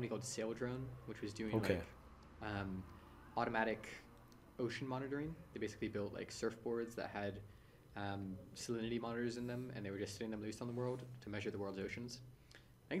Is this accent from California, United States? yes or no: yes; San Francisco, California, United States; born or raised there